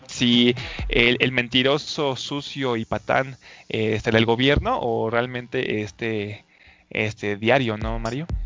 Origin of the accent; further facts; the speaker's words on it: Mexico; soy rubio y luego no me creen que soy mexicano